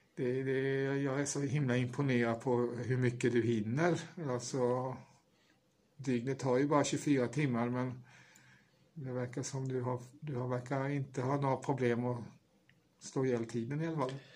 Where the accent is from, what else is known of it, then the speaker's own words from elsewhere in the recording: Åfors, Kalmar County, Sweden; jag är ju uppvuxen i Åfors som ligger i Emmaboda kommun